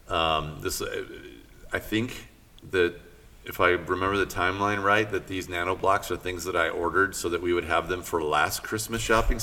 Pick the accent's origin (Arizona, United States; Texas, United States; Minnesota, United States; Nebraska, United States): Arizona, United States; I grew up in Arizona